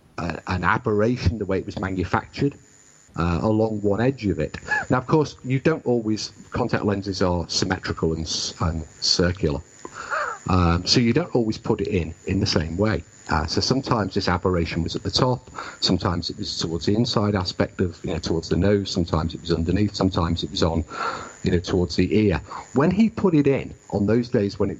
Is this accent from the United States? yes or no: no; United Kingdom; I am British and I understand British people.